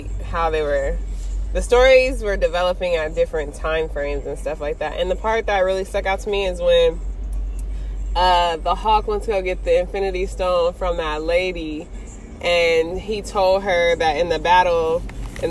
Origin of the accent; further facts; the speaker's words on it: Los Angeles, California, United States; we're both from Los Angeles, California